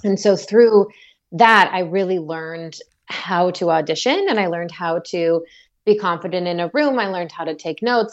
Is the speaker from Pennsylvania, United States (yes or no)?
no; Orlando, Florida, United States; also born or lived in Atlanta; now in Los Angeles, United States; I grew up in Orlando, and my parents still live in the same neighborhood that I grew up